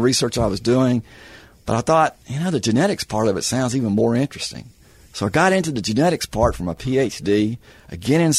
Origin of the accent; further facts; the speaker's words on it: Atlanta, Georgia, United States; moved away as an adult; also born or lived in North Carolina; now in Oklahoma, United States; Growing up in Georgia